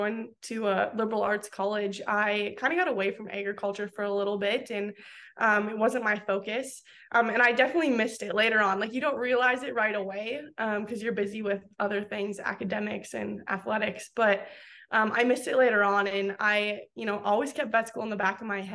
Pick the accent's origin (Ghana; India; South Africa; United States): United States; Crystal Springs, North Dakota; moved away as an adult; I grew up in South Central North Dakota on my family's fourth generation commercial and cow-calf operation